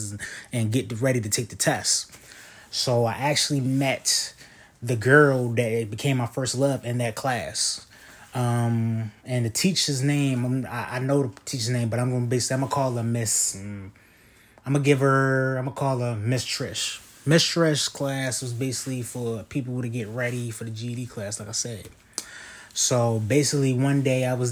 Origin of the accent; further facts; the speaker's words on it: Baltimore, Maryland, United States; I'm from West Baltimore. I'm 26 years old.